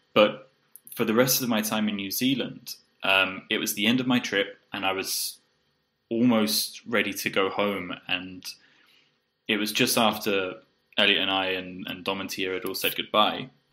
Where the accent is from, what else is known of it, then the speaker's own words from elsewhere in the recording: South East England, United Kingdom; moved away as an adult; also born or lived in Poland / Bulgaria / Colombia; I grew up in the southeast of England, uh, but I moved out maybe 10 years ago and uh, have lived in Poland, Bulgaria, Colombia.